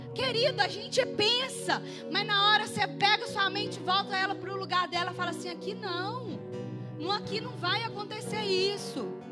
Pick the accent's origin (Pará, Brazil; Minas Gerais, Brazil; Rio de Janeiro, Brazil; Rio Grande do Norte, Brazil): Minas Gerais, Brazil; Itaipu; eu sou lá do Itaipu